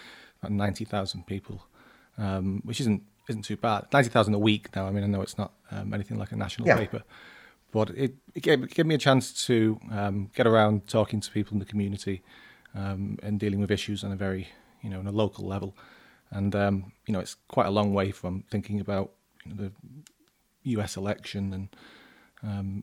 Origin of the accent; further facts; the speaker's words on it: Manchester, North West England, United Kingdom; accent: Northern; moved away; also born or lived in Ireland / Leeds; I was born in Manchester 36 years ago, okay. And I've lived in Ireland on and off